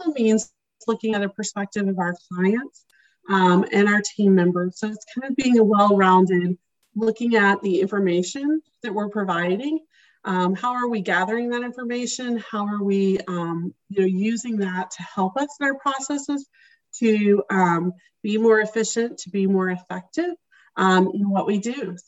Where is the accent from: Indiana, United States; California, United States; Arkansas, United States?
Arkansas, United States; moved away as an adult; also born or lived in Chicago, Illinois / Kentucky / Texas; now in Minneapolis, United States; I'm originally from Arkansas, so I grew up in Arkansas and spent the first few years of my career there, but then the majority of my career was spent in Chicago.